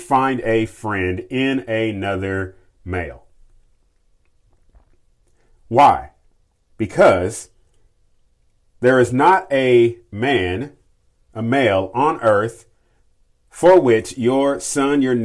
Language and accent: English; Kentucky, United States; my home state of Kentucky